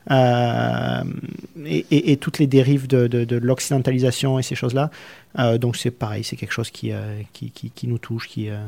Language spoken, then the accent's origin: French; southern France, France; moved away; et pourtant, on vient du sud de la France où les gens sont reconnus pour être un peu plus expressifs, un peu plus ouverts qu'à Paris notamment.